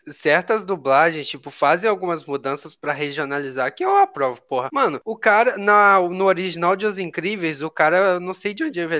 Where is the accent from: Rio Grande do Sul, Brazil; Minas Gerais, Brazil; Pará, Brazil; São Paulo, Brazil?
Minas Gerais, Brazil; Sou de Minas